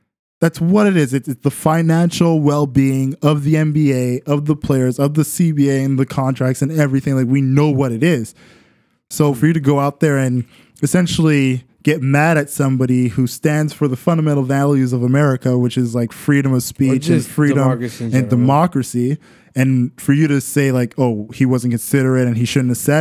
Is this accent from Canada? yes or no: yes; Canada; I'm Canadian